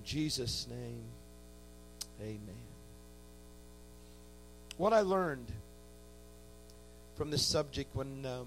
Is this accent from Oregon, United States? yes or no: no; Indiana, United States; I grew up in a great church in Indiana